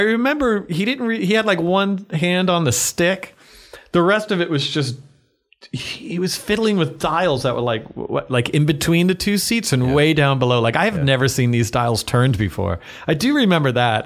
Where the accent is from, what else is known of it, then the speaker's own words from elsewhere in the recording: Massapequa, New York, United States; I grew up uh, just outside of New York City on Long Island in Massapequa